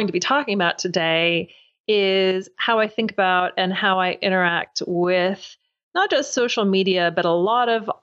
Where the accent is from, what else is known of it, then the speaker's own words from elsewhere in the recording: Louisville, Kentucky, United States; now in London, United Kingdom; I do live in London, although I'm originally from Louisville, Kentucky.